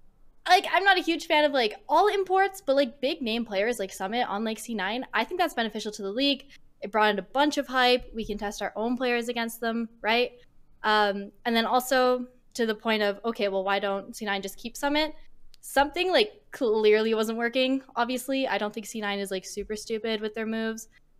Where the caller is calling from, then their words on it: Calgary, Alberta, Canada; Calgary, Canada.